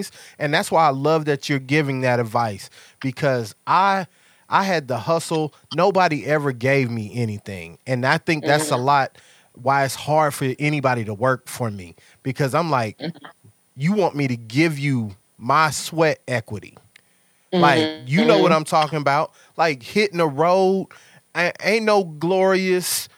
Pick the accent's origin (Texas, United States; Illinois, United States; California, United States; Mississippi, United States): Mississippi, United States; moved away; I'm from Mississippi